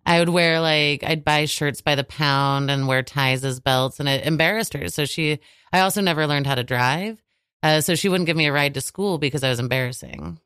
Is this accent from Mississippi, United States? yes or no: no; Manhattan, Kansas, United States; moved away; I, I come from Manhattan, Kansas